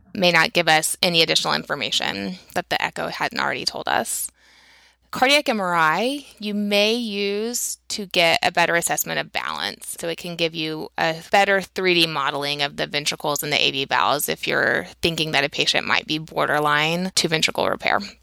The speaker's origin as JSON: {"language": "English", "region": "Texas", "country": "United States", "tie": "born or raised there", "said": "I grew up in Texas, um, in a small town."}